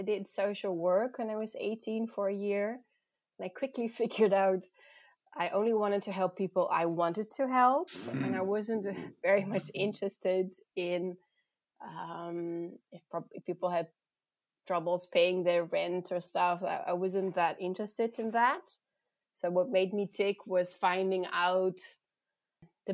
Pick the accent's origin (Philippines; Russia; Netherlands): Netherlands; also born or lived in South Africa / Voorthuizen, Netherlands; I grew up in the Netherlands.